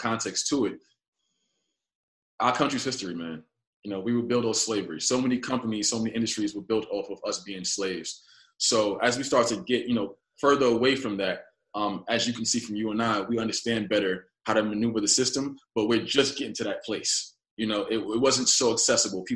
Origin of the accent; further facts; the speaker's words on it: New York City, New York, United States; I was raised in Bedford-Stuyvesant. I'm here now in the apartment I was raised